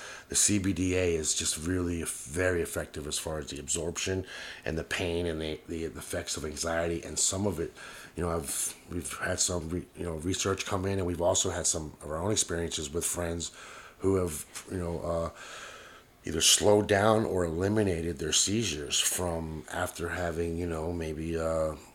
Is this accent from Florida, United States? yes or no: yes; Miami, Florida, United States; I'm from Miami